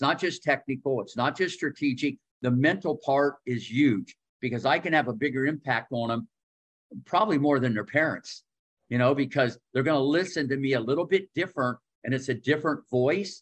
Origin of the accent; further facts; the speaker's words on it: Ohio, United States; growing up in Ohio